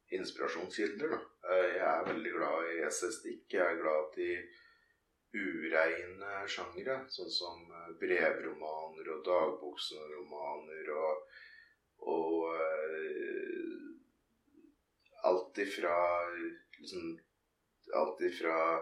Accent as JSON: {"language": "Norwegian", "town": "Ringsaker", "region": "Innlandet", "country": "Norway", "tie": "born or raised there", "said": "sentrum i bygda der jeg vokste opp"}